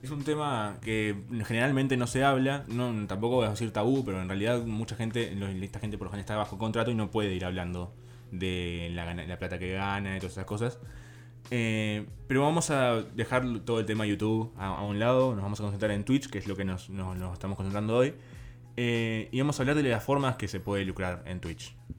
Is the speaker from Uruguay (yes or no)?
yes; Uruguay; Si vos sos de Uruguay, como en nuestro caso